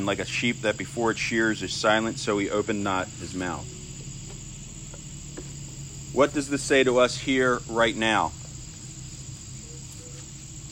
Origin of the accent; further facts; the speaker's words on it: United States; as an American